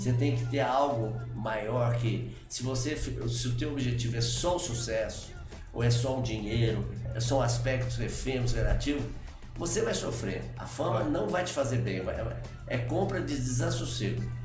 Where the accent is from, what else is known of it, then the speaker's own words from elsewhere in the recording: Varginha, Minas Gerais, Brazil; also born or lived in Três Pontas; eu nasci em Três Pontas e fui criado em Varginha